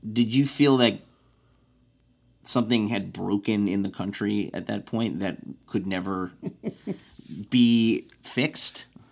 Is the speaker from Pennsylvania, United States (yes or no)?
no; Evanston, Illinois, United States; my hometown in Evanston